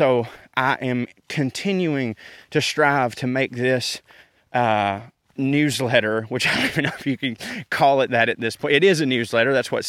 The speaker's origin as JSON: {"language": "English", "region": "the South", "country": "United States", "said": "It does bother me when people assume that because I'm from the South, I'm a bigoted dum-dum."}